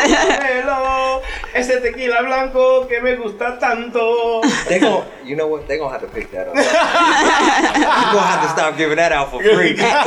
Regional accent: Chicago, Illinois, United States; I'm from the South Side

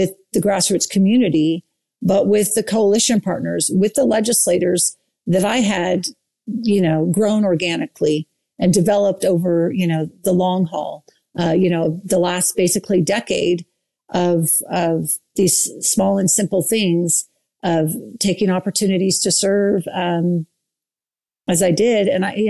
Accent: Saratoga Springs, Utah, United States; and I'm from Saratoga Springs, and the 12 other candidates were all from Lehigh.

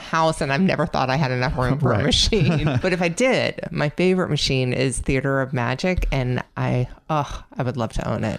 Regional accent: New Jersey, United States; now in Atlanta, United States; I grew up in Jersey

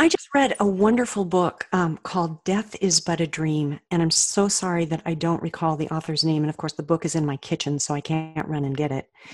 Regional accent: Colorado, United States; moved away as an adult; also born or lived in Oregon; now in Austin, United States; I grew up in Colorado

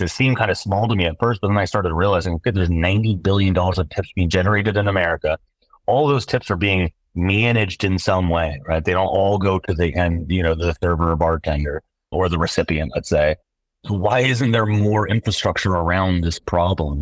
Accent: Seattle, Washington, United States; born and raised in Seattle

